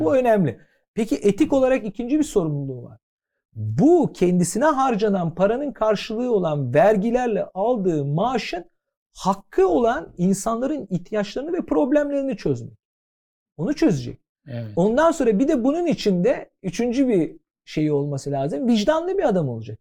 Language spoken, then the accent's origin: Turkish; Istanbul, Turkey; Ben Fatihliyim. Şimdi Fatihli olduğum için e, her tür insanla beraber yaşadım, büyüdüm